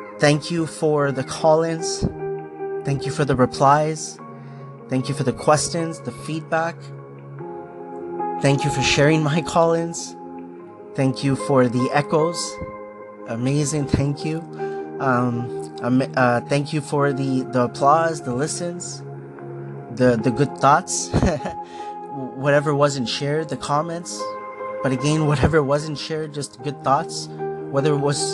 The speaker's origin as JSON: {"language": "English", "town": "Markham", "region": "Ontario", "country": "Canada", "tie": "born or raised there", "also_born_or_lived": "Scarborough, Ontario", "said": "I was born in Scarborough, Ontario. This is Canada. When I was 6 years old, we moved to Markham."}